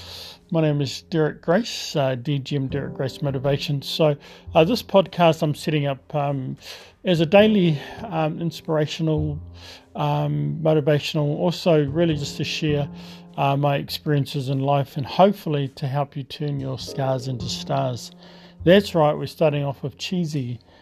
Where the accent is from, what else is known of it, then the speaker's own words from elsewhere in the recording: Tokomaru Bay, Gisborne, New Zealand; I was brought up on the east coast of New Zealand, a beautiful little seaside township.